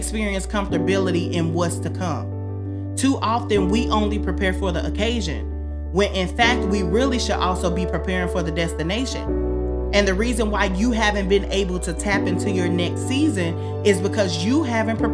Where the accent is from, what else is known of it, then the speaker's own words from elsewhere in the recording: Southern Illinois, United States; I'm from Southern Illinois